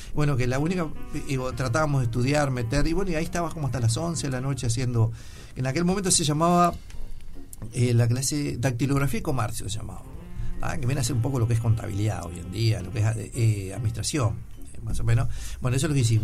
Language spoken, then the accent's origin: Spanish; Sarandí del Yí, Durazno, Uruguay; now in Montevideo, Uruguay; cuando me crié en Sarandí el Gin